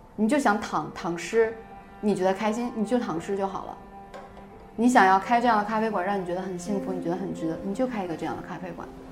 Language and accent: Chinese; Northeast China, China; 虽然我是一个东北人，但我性格更像我奶奶，我奶奶是重庆人